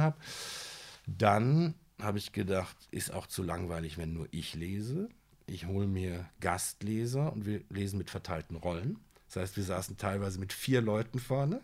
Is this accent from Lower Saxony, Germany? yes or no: no; Siegen, North Rhine-Westphalia, Germany; moved away; also born or lived in Amman, Jordan / Düsseldorf; aufgewachsen in Siegen